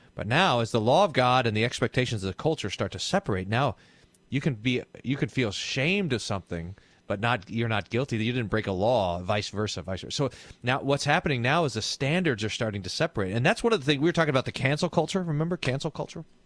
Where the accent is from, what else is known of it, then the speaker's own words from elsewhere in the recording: Texas, United States; I'm Texan